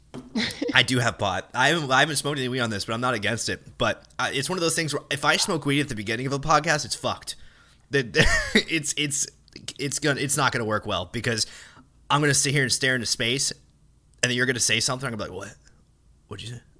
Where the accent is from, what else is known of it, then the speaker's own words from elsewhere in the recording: northwest of Dallas, Texas, United States; moved away; my hometown, you know, northwest of Dallas